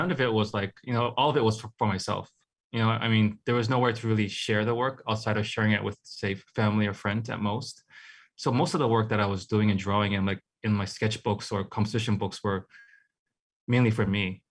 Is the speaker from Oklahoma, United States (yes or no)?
no; Hawaii, United States; also born or lived in Hong Kong / San Francisco Bay Area; growing up in Hawaii, like, uh, if you're, like, a young sort of artist, you, you kinda have to leave